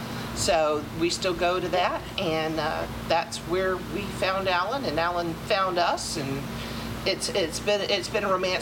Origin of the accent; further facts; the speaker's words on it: Florida, United States; also born or lived in Tampa, Florida; I'm a fifth generation Floridian.